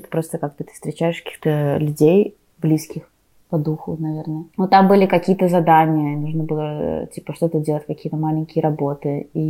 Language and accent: Russian; Belarus; also born or lived in Russia; оба из них сняты в странах, в которых я выросла, ну типа в Беларуси и в России.